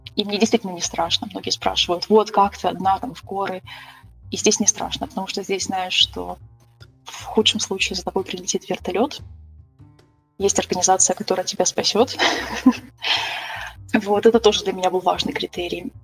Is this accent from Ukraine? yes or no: yes; Kyiv, Ukraine; moved away as an adult; also born or lived in Germany; now in Switzerland; я сама родом из Киева. Я выросла в Киеве